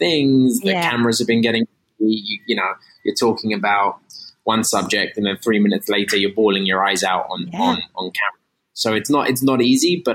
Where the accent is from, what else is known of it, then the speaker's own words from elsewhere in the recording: London, United Kingdom; moved away as an adult; now in United States; I'm from London